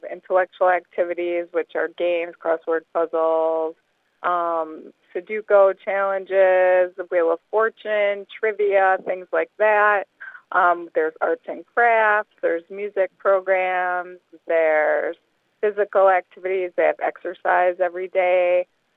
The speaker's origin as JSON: {"language": "English", "region": "Wisconsin", "country": "United States", "tie": "born or raised there", "also_born_or_lived": "Florida", "moved": "as an adult", "said": "We moved back to Wisconsin from Florida"}